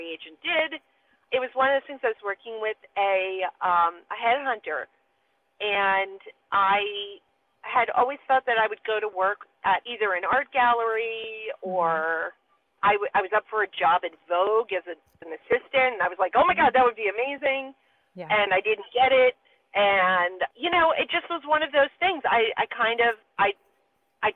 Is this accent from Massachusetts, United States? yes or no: no; Philadelphia, Pennsylvania, United States; I was born in Philadelphia